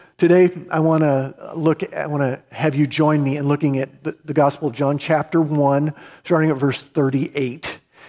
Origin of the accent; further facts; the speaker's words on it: United States; I was American, I was Christian.